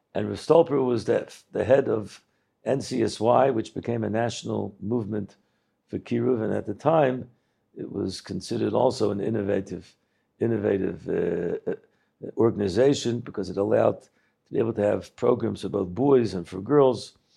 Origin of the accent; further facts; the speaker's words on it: Baltimore, Maryland, United States; I didn't really grow up in Baltimore. I grew up in Slabotka. It was an American Slabotka